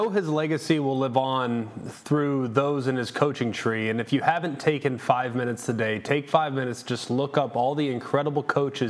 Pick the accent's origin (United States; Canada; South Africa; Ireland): United States; Dallas-Fort Worth area, Texas; I grew up in the Dallas-Fort Worth area.